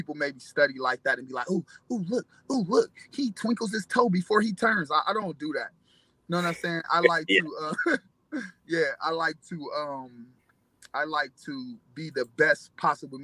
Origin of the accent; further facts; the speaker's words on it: Cleveland, Ohio, United States; I'm from Cleveland, Ohio